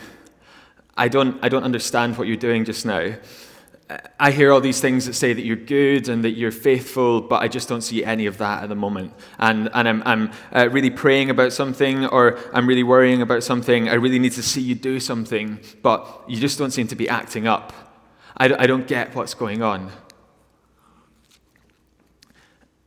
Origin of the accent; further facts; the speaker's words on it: Glasgow, Scotland, United Kingdom; moved away as an adult; I'm from Glasgow originally